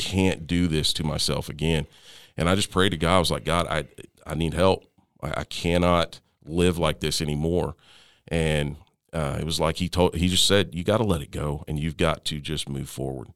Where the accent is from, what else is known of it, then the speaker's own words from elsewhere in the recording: Tyler, Texas, United States; also born or lived in Lindale, Texas; we grew up in Tyler, Texas, in that, well, yeah, in Tyler, Texas. Um, lived in a little town called Lindell, which is just north of Tyler